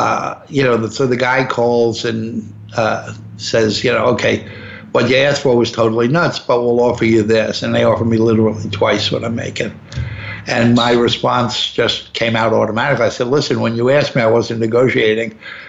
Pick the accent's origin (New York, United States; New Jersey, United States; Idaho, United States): New York, United States; I said, listen, I'm just not interested. I'm a New Yorker.